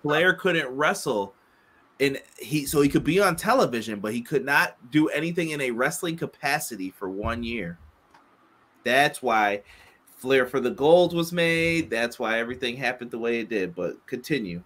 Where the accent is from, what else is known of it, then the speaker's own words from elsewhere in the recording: New York, United States; I grew up in New York